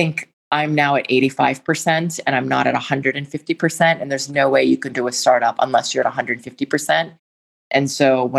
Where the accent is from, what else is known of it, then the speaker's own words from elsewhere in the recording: Washington, District of Columbia, United States; I grew up in Washington, D.C.